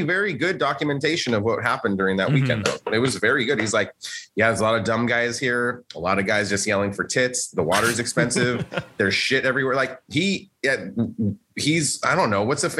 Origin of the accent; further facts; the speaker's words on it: Southern California, United States; We're from SoCal.